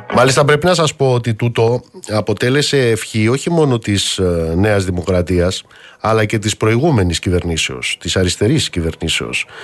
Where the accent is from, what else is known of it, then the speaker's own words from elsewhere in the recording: Elis, Western Greece, Greece; moved away; κάτω στην πατρίδα μου, στην Ηλία